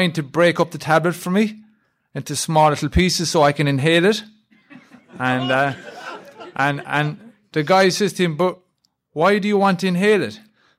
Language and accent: English; Ireland; accent: Irish; I'm from Ireland.